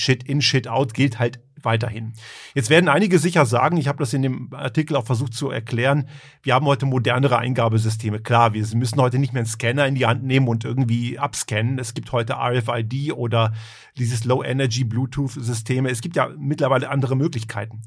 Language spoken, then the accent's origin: German; Germany; moved away as an adult; also born or lived in Croatia (parents) / Göttingen; now in Tyrol, Austria; Ich bin ja eigentlich aus Kroatien, also meine Eltern ich bin in Deutschland eben aufgewachsen